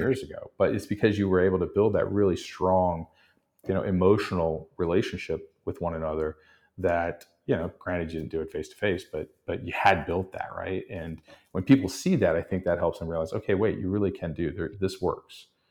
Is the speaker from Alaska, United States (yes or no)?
no; Texas, United States; now in New Orleans, United States; I grew up in Texas